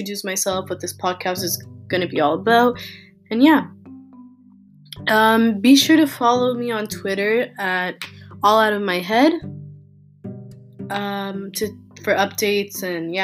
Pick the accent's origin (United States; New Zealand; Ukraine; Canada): Canada; Toronto, Ontario; I was born and raised in Toronto, Canada